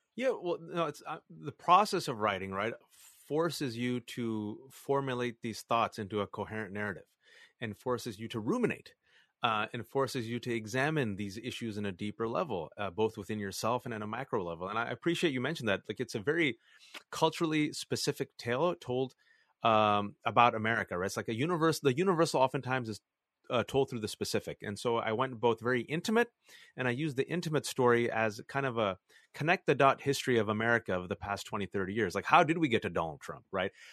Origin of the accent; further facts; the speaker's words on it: Fremont, California, United States; English is a second language; moved away as an adult; now in Virginia, United States; I was born and raised in the Bay Area, California, like you said, Fremontistan to two Pakistani Muslim immigrant parents